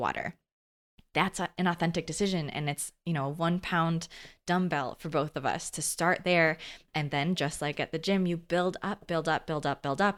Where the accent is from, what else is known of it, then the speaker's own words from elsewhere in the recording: Midwest, United States; also born or lived in California; back home to the Midwest